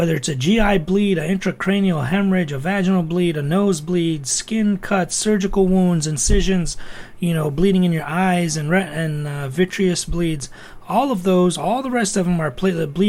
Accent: Toledo, Ohio, United States; I was born and raised in Toledo, Ohio.

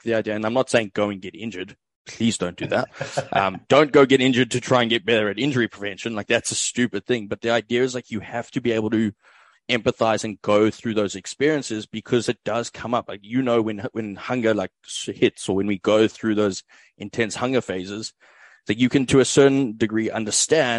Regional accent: South Africa; moved away as an adult; now in Australia; I'm originally from South Africa, currently reside in Australia

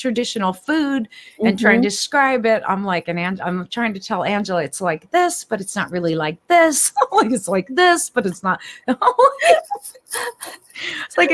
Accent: United States; also born or lived in California / Washington; I was born and raised in California and Washington.

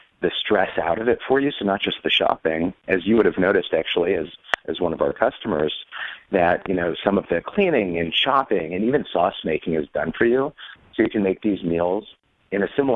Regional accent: Washington, District of Columbia, United States; I grew up in Washington, D.C., and my dad lobbied on behalf of food transparency

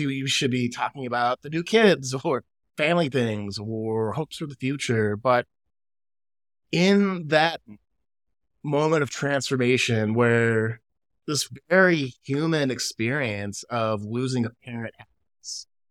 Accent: Chicago, Illinois, United States; now in California, United States; living in California, growing up in Chicago

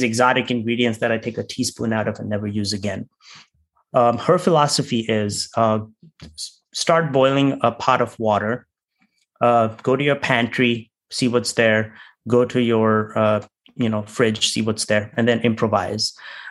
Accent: India; I'm from India

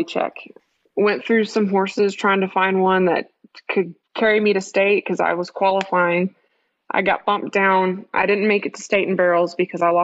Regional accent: Midland, Texas, United States; I was born and raised here in West Texas, here in Midland

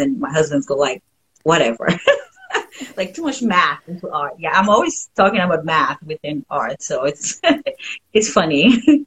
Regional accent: Haiti; first language French; English is a second language; moved away; i grew up in haiti so french is my first language

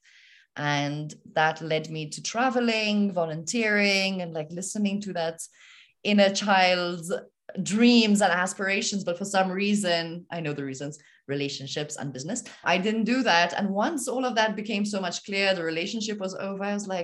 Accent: Malta; moved away as an adult; now in Nepal; I am from Malta. I was born and raised in Malta

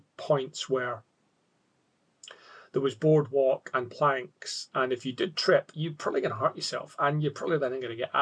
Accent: Scotland, United Kingdom; now in Australia; being a Scot

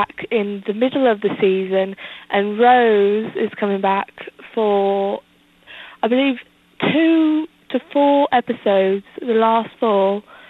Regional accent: London, United Kingdom; I'm actually from London, but I'm visiting some family in the States.

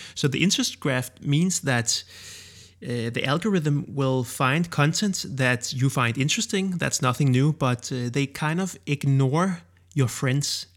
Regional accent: Denmark; accent: Danish; first language Danish; English is a second language; I created Danish ones in my own native language.

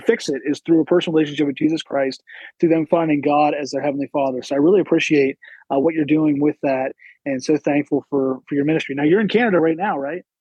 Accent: Pennsylvania, United States; I grew up in Pennsylvania

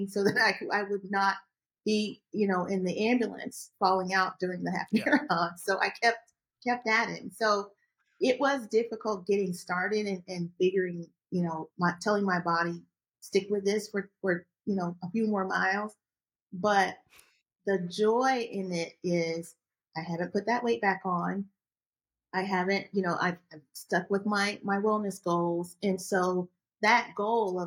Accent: Augusta, Georgia, United States; I grew up in Georgia, Augusta, Georgia

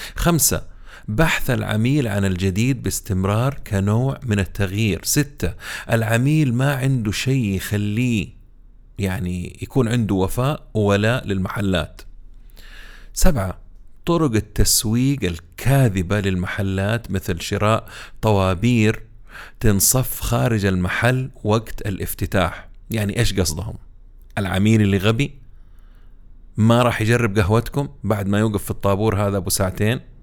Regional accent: Saudi Arabia; عندنا هنا في السعودية

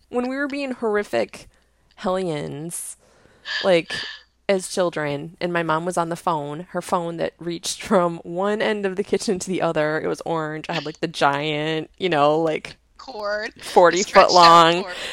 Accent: Indiana, United States; No, I'm from Indiana and I like flutes and journaling.

